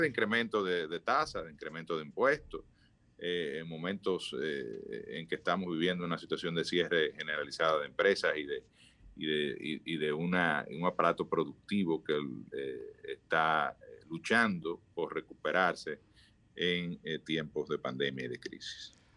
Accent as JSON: {"language": "Spanish", "country": "Dominican Republic", "said": "todos somos dominicanos y queremos eh, que nuestro país salga lo mejor"}